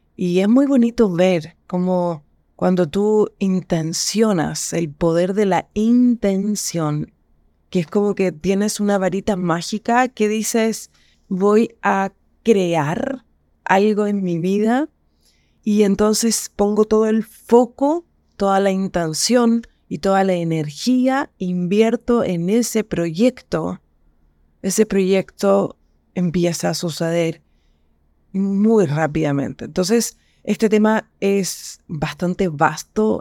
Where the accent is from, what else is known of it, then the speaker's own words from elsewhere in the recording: Chile; Yo soy chilena y estoy en Chile